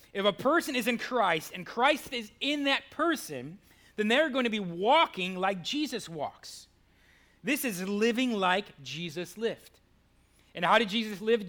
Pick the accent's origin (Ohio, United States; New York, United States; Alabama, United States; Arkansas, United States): Ohio, United States; Cleveland; now in Goldsboro, United States; Cleveland, my hometown